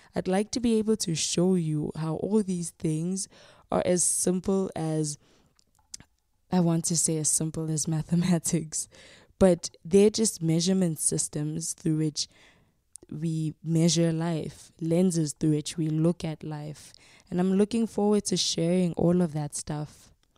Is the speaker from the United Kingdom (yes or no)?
no; Soweto, Gauteng, South Africa; now in Pretoria, South Africa; I was born and raised in Soweto and currently reside in Pretoria, Gauteng.